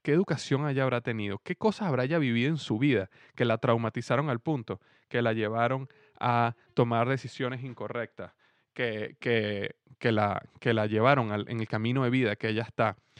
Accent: Venezuela; now in Cincinnati, United States; mi país en este momento en Venezuela

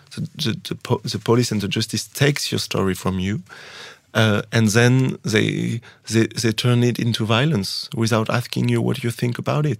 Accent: France; first language French; English is a second language; I was born in France. I didn't choose it. I didn't choose the language that people put in my body.

